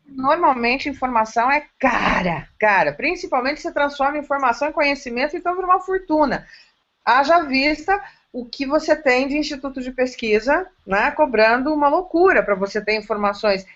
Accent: interior of São Paulo, Brazil; Eu sou interiorana, eu amo o interior de São Paulo, eu amo o meu estado

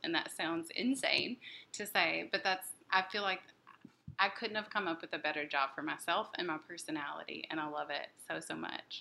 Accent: Jackson, Tennessee, United States; moved away as an adult; now in Nashville, United States; I'm from Jackson, Tennessee

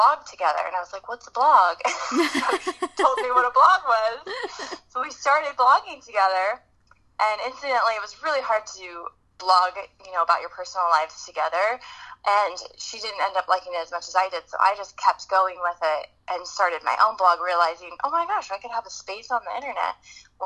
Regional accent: the Bay Area, California, United States; now in San Diego, United States; I'm originally from the Bay Area, so I'm a California girl at heart

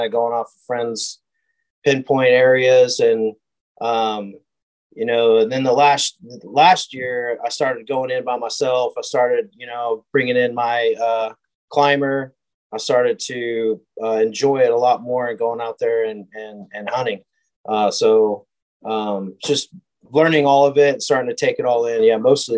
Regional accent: California, United States; also born or lived in Oregon; now in Spring, United States; A little bit all over. I live in the Spring Woodlands area and, you know, grew up in California, Oregon. My whole family's from Oregon.

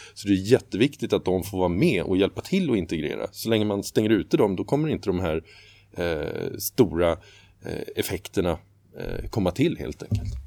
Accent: Sweden; för oss som svenskar

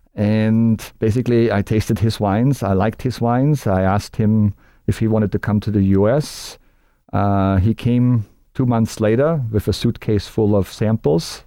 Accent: Austria; moved away as an adult; now in United States; being Austrian, growing up in Austria and living in the United States for thirty years

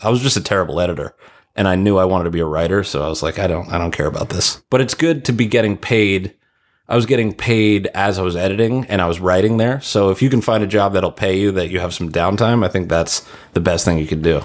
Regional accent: Ronkonkoma, New York, United States; moved away as an adult; now in Los Angeles, United States; I'm from Ronkonkoma, Long Island

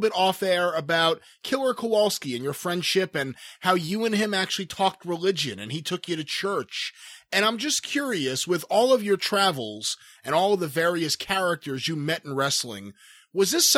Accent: Long Beach, New York, United States; when I was growing up in Long Beach, New York

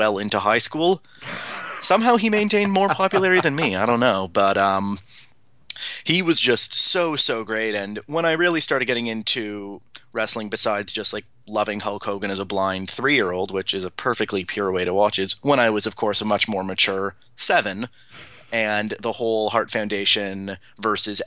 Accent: Toronto, Ontario, Canada; I'm a Canadian. I'm born and raised in Toronto

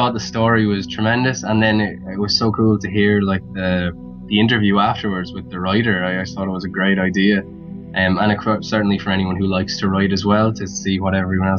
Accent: Wexford, Leinster, Ireland; accent: neutral; now in Dublin, Ireland; I grew up in Wexford, which is like the southern part of Ireland, and I've been living in Dublin for the last couple of years, so I've got a neutral enough accent, so it's not crazy.

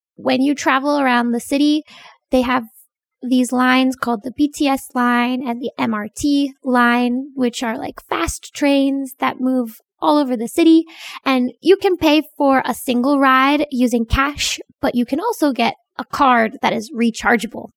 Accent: Pennsylvania, United States; moved away as an adult; also born or lived in Korea; now in Bangkok, Thailand; back in Pennsylvania, in my hometown

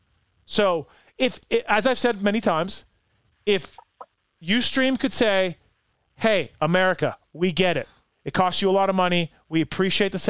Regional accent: Canada; now in United States

